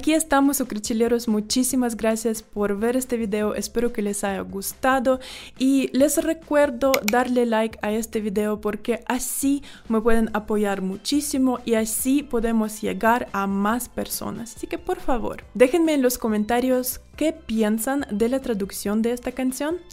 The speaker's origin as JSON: {"language": "Spanish", "country": "Ukraine", "moved": "yes", "lives_now": "Guatemala", "said": "soy una ucraniana que vive en Guatemala"}